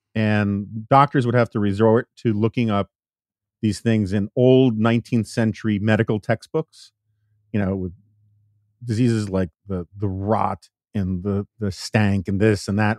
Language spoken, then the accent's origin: English; New York City, New York, United States; particularly in the city I grew up in New York City.